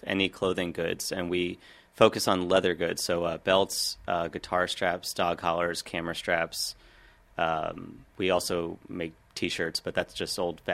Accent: Washington, District of Columbia, United States; I grew up on Capitol Hill around Lincoln Park

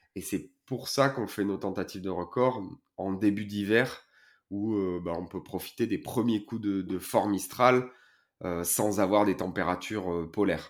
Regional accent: Port-Saint-Louis-du-Rhône, Provence-Alpes-Côte d'Azur, France; chez moi à Port-Saint-Louis

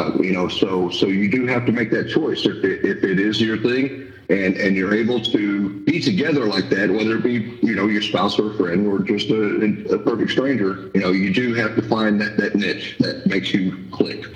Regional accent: Houston, Texas, United States; I grew up in Houston

